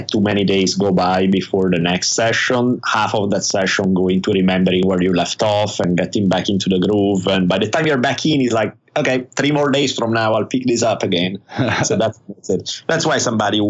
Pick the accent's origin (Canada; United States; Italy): Italy; I grew up in Italy